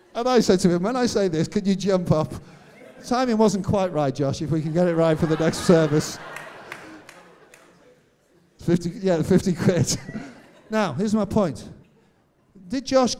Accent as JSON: {"language": "English", "town": "Birkenhead", "region": "North West England", "country": "United Kingdom", "tie": "born or raised there", "moved": "yes", "lives_now": "Cambridge, United Kingdom", "said": "That's the area I'm from"}